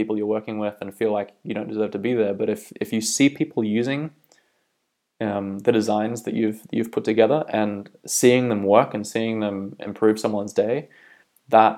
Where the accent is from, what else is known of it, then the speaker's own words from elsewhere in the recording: Bay of Islands, North Island, Northland, New Zealand; moved away as an adult; also born or lived in Auckland, New Zealand / Australia; now in County Down, United Kingdom; I'm originally from New Zealand. I grew up in the Bay of Islands up north in North Island, lived in Auckland for a while